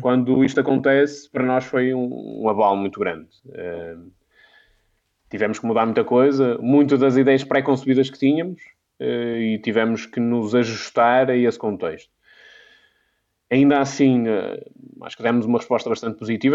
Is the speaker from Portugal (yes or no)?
yes; Minho, Portugal; Eu sou, eu sou de, do Minho